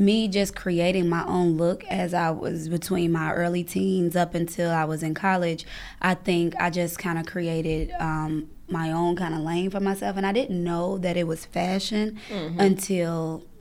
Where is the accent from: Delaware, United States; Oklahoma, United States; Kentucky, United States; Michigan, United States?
Kentucky, United States; Louisville; also born or lived in Harlem, New York; now in New York, United States; I'm from Kentucky, Louisville, Kentucky